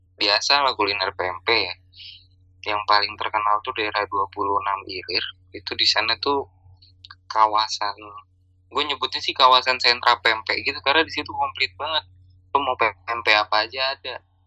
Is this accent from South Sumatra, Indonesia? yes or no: yes; Palembang, South Sumatra, Indonesia; moved away; kita, orang Palembang